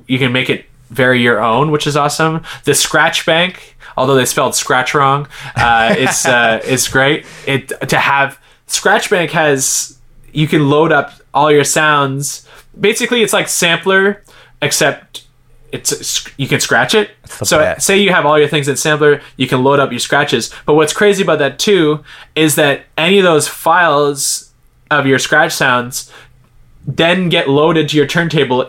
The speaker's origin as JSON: {"language": "English", "town": "Halifax", "region": "Nova Scotia", "country": "Canada", "tie": "born or raised there", "also_born_or_lived": "Montreal", "moved": "as an adult", "said": "my hometown of Halifax. I think at the time I had already moved to Montreal"}